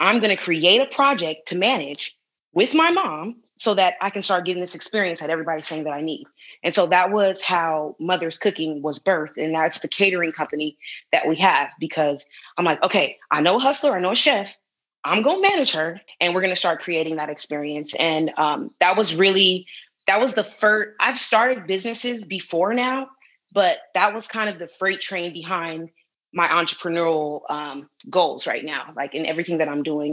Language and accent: English; Los Angeles, California, United States; moved away as an adult; also born or lived in Humboldt; I'm from South Central LA. I went to Crenshaw High School.